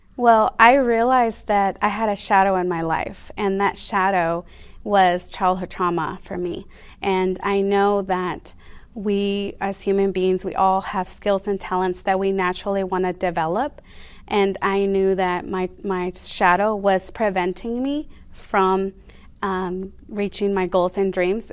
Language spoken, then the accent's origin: English; San Diego, California, United States; also born or lived in Mexico; was raised in San Diego most of my life